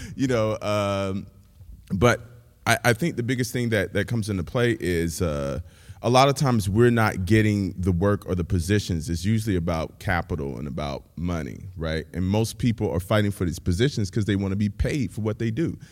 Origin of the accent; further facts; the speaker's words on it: Pensacola, Florida, United States; now in Nashville, United States; I'm originally from Pensacola, Florida.